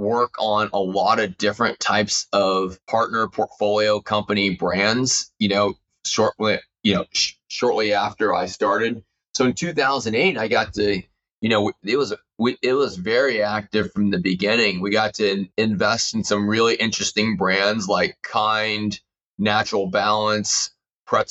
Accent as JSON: {"language": "English", "town": "Houston", "region": "Texas", "country": "United States", "tie": "born or raised there", "moved": "yes", "lives_now": "Northern California, United States", "said": "I grew up in Houston, Texas to immigrant parents."}